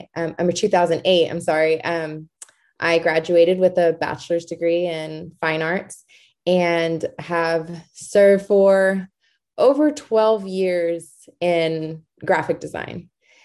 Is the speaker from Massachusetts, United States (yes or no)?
no; Georgetown, Texas, United States; I was born and raised in Georgetown, Texas